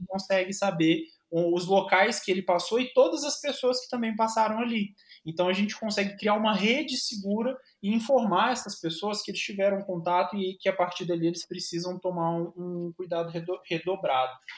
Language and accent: Portuguese; Minas Gerais, Brazil; eu ser mineiro